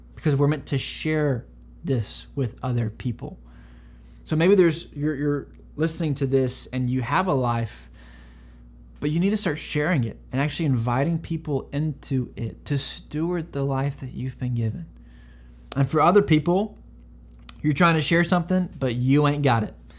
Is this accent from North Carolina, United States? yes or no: yes; North Carolina, United States; now in San Antonio, United States; I'm from North Carolina originally, and uh, I was homeschooled until high school